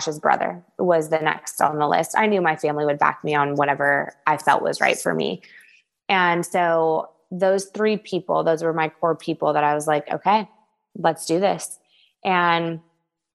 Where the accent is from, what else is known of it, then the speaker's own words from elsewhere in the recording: Southern California, United States; also born or lived in the South (US); now in US South; I come from Southern California